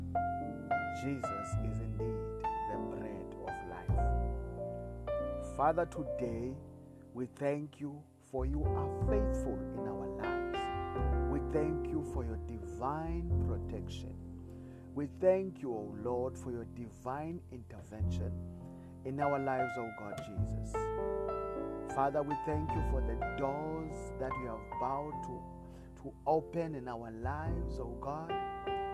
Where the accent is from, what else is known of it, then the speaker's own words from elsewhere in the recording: South Africa; I come all the way from South Africa